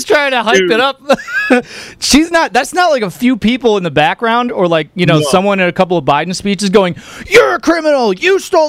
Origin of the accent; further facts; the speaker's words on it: Royal Oak, Michigan, United States; I'm from Michigan in Royal Oak.